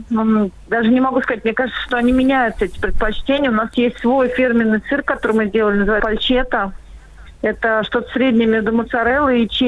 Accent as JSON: {"language": "Russian", "region": "Moscow", "country": "Russia", "tie": "born or raised there", "moved": "as an adult", "lives_now": "Tula Oblast, Russia", "said": "Мы вообще москвичи. Мы, мы вообще коренные москвичи. Мы переехали в деревню"}